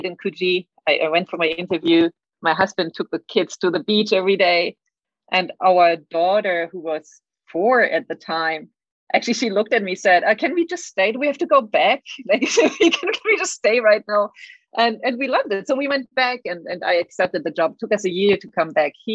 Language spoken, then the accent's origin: English; Berlin, Germany; moved away as an adult; also born or lived in France / Senegal; now in Sydney, Australia; I grew up in Germany. That's why I have a weird accent. Apologies. In Berlin, and that's where I did my high school.